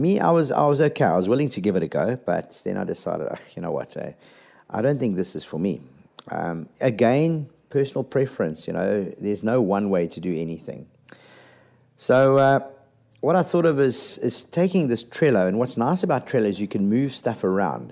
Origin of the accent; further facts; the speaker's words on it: South Africa; as a South African